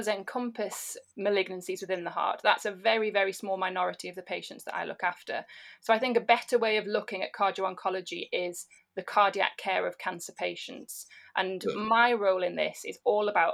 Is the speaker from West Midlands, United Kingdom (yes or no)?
no; Newcastle upon Tyne, North East England, United Kingdom; also born or lived in Liverpool; now in Manchester, United Kingdom; I'm from Newcastle upon Tyne originally